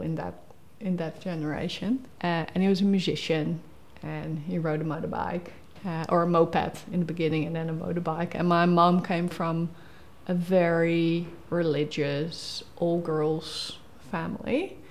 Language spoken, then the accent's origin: English; Rotterdam, South Holland, Netherlands; moved away as an adult; now in Tasmania, Australia; I grew up in Rotterdam